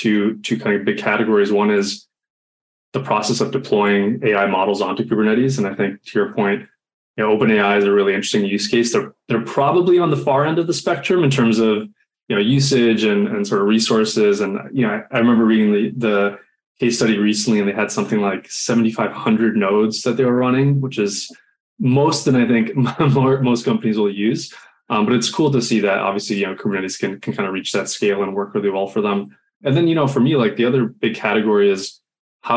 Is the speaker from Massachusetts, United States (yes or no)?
yes; Boston, Massachusetts, United States; now in San Francisco, United States; I'm originally from Boston, so I'm used to the sort of northeast humidity